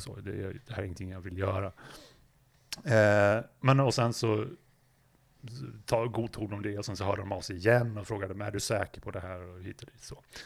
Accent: Gävle, Gävleborg County, Sweden; jag kom ju från Gävle från början

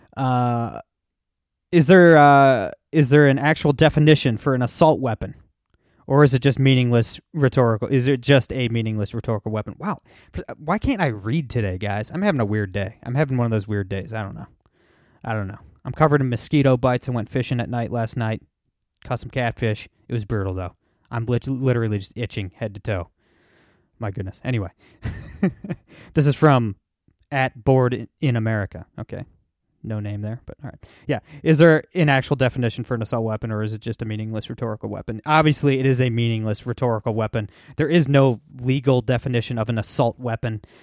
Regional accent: Toledo, Ohio, United States; I'm from Toledo, Ohio, okay? I grew up in a real blue cla-, collar town

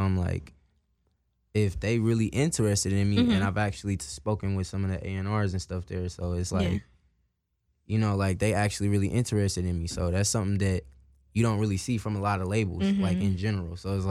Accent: Indianapolis, Indiana, United States; now in Seattle, United States; And I was like, nah, I'm from Indianapolis, Indiana.

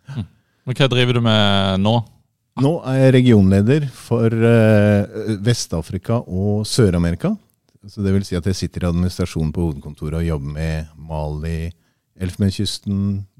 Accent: Tanzania; Jeg er født og oppvokst i Tanzania, og så har jeg levd eh, 13 år med min familie der også.

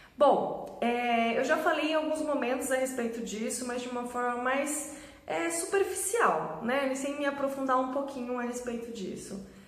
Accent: Sorocaba, São Paulo, Brazil; Eu sou de Sorocaba, em, trabalhava em São Paulo

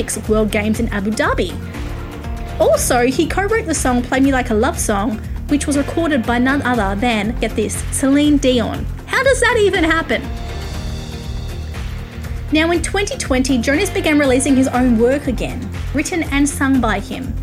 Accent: Australia; I'm Australian

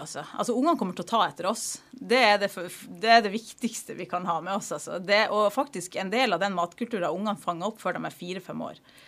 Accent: Narvik, Nordland, Norway; also born or lived in Eastern Norway; now in Stryn, Norway; jeg er fra Narvik i Nord-Norge, men der er det lenge siden jeg har vært.

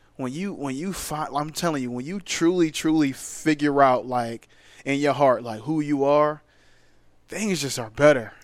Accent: Philadelphia, Pennsylvania, United States; moved away as an adult; now in Charlotte, United States; I'm from there. I grew up there. I was once a Philly fan

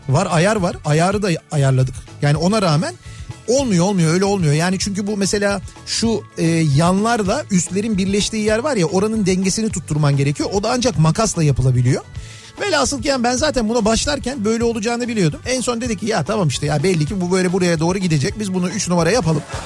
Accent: Kocamustafapaşa, Istanbul, Turkey; bizim yöresel koca Mustafa Paşa yöresinde böyle derler

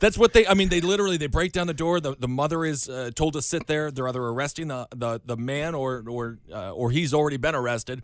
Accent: Wisconsin, United States; growing up in Wisconsin

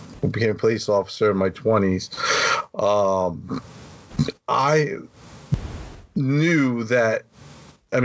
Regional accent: New York, United States; also born or lived in Garden Grove, California; I grew up in New York, so I moved back home

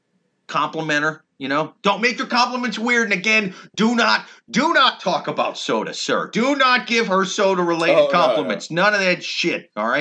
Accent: Midwest, United States; now in New York City, United States; I'm from the Midwest.

